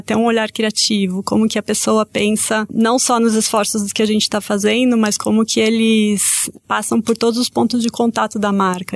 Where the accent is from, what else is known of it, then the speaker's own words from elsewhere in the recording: Brazil; Eu sou brasileira